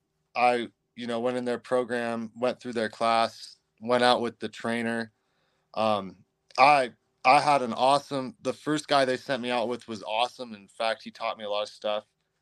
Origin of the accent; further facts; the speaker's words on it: Redding, California, United States; I mean, most of my life, my young life, I spent in Northern California for the most part around Redding and the wider area.